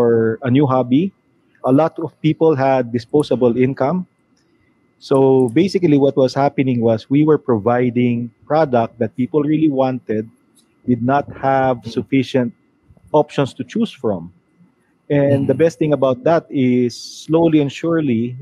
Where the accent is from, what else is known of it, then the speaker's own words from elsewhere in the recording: Manila, Metro Manila, Philippines; I'm from Manila